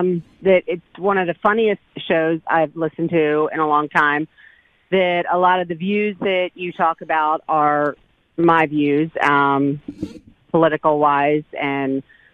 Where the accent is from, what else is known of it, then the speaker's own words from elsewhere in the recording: Philadelphia, Pennsylvania, United States; moved away as an adult; also born or lived in Georgia; I'm originally from Philadelphia, born and raised.